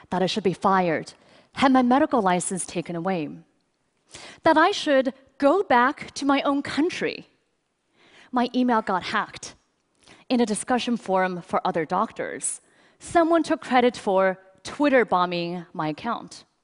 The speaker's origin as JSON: {"language": "English", "country": "China", "tie": "born or raised there", "said": "I grew up in China, and my earliest memories are of being rushed to the hospital because I had such bad asthma that I was there nearly every week."}